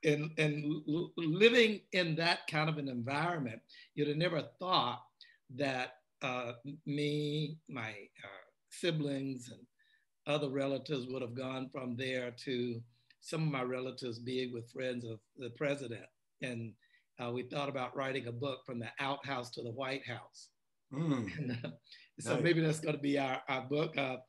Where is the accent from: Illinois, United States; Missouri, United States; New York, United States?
Missouri, United States; St. Louis; moved away as an adult; also born or lived in Mississippi / Oregon / California; I grew up prior to that in a small town in Mississippi. And my parents moved to St. Louis in my teenage years. I grew up there and then moved out to Oregon and California, the West Coast